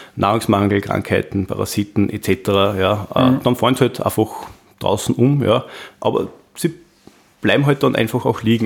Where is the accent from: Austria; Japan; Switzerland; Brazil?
Austria; bei uns in Österreich